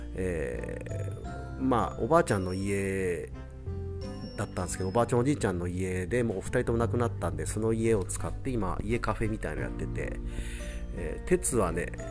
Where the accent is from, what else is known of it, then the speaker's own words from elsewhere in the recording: Matsudo, Chiba, Japan; 千葉県の松戸市ってとこで生まれ育って